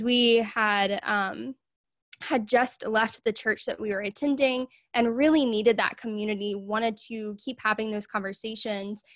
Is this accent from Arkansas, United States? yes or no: yes; Arkansas, United States; I am from Arkansas in the U S